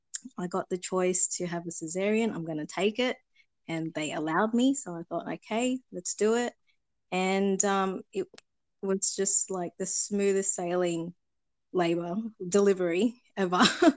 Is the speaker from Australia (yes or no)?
yes; Sydney, New South Wales, Australia; I'm from Sydney, Australia.